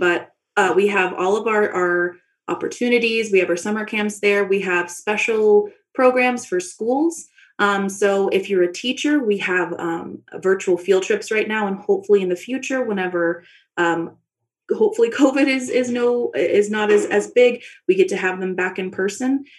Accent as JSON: {"language": "English", "town": "Dallas", "region": "Texas", "country": "United States", "moved": "as an adult", "lives_now": "Flagstaff, United States", "said": "I'm originally from Dallas, Texas"}